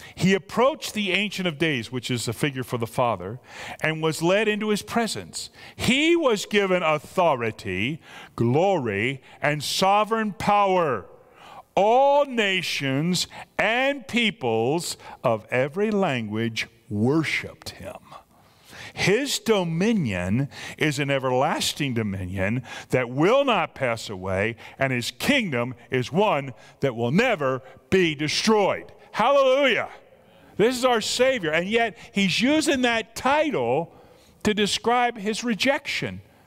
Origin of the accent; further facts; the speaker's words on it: United States; I'm an American